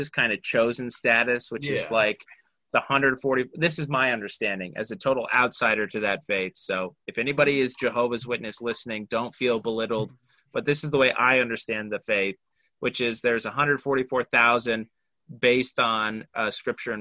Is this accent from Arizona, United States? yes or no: no; Orem, Utah, United States; I grew up in Orem, Utah, so like 94%, you know, very, very heavily Latter-day Saint